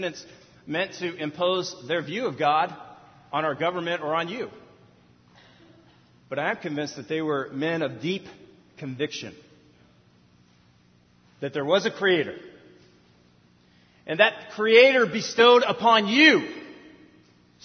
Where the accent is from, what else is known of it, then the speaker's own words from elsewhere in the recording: California, United States; I was born and raised in California. If you catch me off stage, I'll say dude a lot. I can talk surfer lingo.